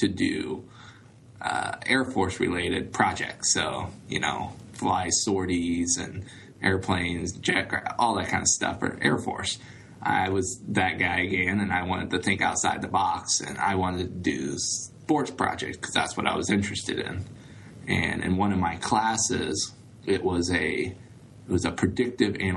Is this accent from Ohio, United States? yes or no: yes; Dayton, Ohio, United States; I grew up in the Dayton, Ohio area, went to high school here